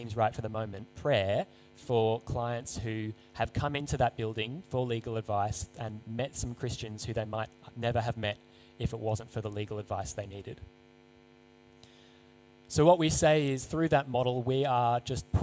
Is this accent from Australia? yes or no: yes; Seven Hills, New South Wales, Australia; I grew up in Seven Hills, went to school in Baulkham Hills